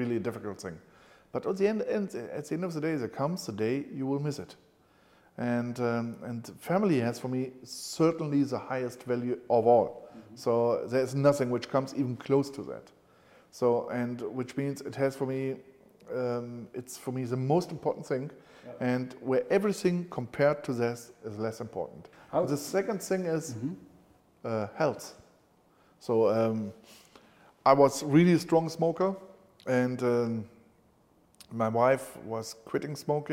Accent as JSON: {"language": "English", "town": "Cologne", "region": "North Rhine-Westphalia", "country": "Germany", "tie": "born or raised there", "said": "When I was a kid, I was growing up in Cologne"}